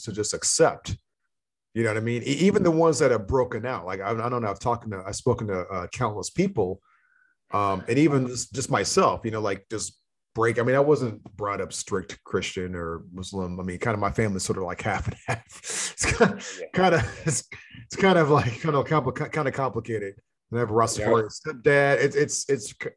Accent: United States; Both you and I obviously come from the Western traditions, basically, like where we grew up in the United States

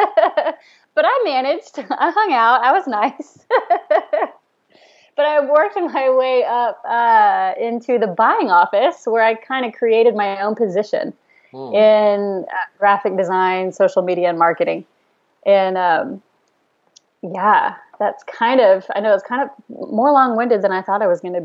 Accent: Fort Worth, Texas, United States; now in Austin, United States; I'm originally from Fort Worth, which is about 3 hours north of Austin

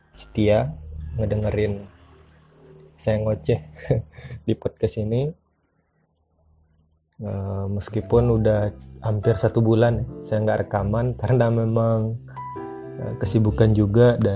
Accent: Sungai Geringging, West Sumatra, Indonesia; saya tuh kampung kecilnya tuh di Sungai Geringging nama kecamatannya itu di salah satu kecamatan yang ada di Kabupaten Padang Pariaman eh, Sumatera Barat

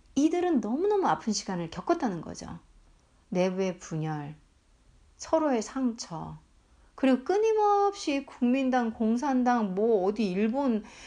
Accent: South Korea

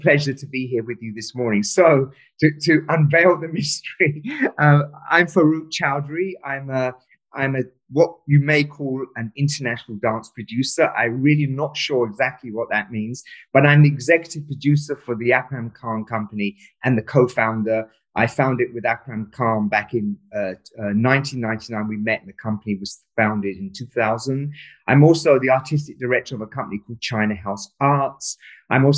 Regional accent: London, United Kingdom; also born or lived in Pakistan; We moved to London

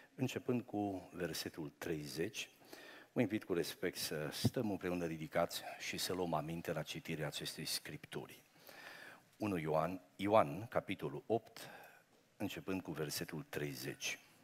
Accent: Romania; sunt român. Sunt creștin român

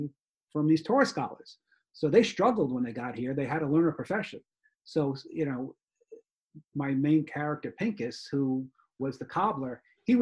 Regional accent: New York, United States; being in New York, it's a culture there. So it's not even just being a Jewish, more of, I think, being a New Yorker, more than anything else.

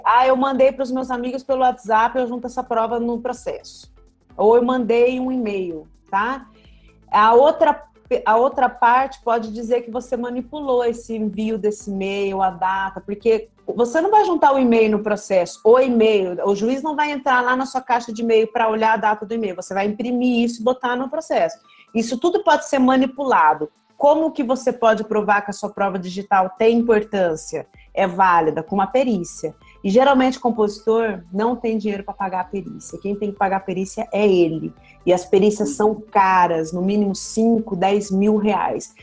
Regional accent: Campo Grande, Mato Grosso do Sul, Brazil; eu sou de Campo Grande, Mato Grosso do Sul

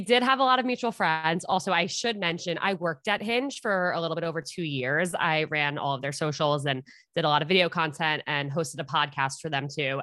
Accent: Westchester, New York, United States; moved away as an adult; also born or lived in Upper East Side, New York City; now in New York City, United States; I grew up in Westchester, New York, and I now live on the Upper East Side

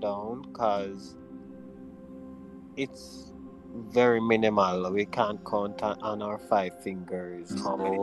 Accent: Jamaica; we're from Jamaica

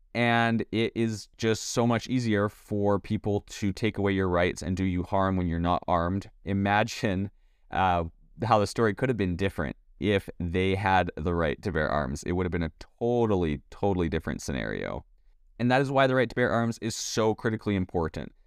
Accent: Canada; now in United States; I was born and raised in Canada.

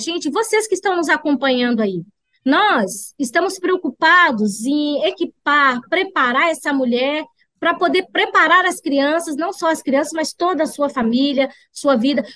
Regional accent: Montes Claros, Minas Gerais, Brazil; Eu sou lá de Montes Claros

